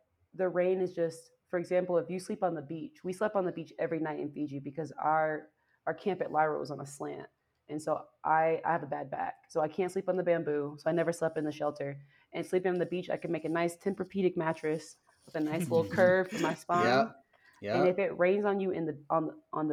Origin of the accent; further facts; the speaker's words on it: Georgia, United States; moved away; also born or lived in Seattle / Washington, District of Columbia, United States; I'm from Georgia, so I'm used to like swampland. I'm used to humid air